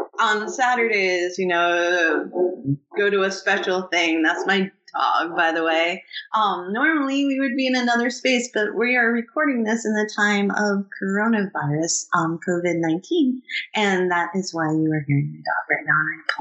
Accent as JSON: {"language": "English", "town": "Oxford Mills", "region": "Ontario", "country": "Canada", "tie": "born or raised there", "moved": "yes", "said": "I grew up in Oxford Mills when I was little"}